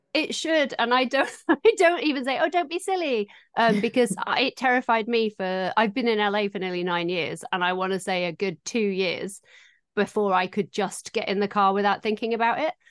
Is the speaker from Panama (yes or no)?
no; Doncaster, Yorkshire and the Humber, United Kingdom; moved away as an adult; now in Los Angeles, United States; I am also from Doncaster